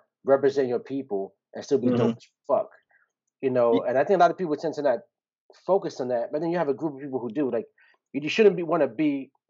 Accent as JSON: {"language": "English", "town": "New York City", "region": "New York", "country": "United States", "said": "I'm Puerto Rican from Brooklyn. I don't speak Spanish"}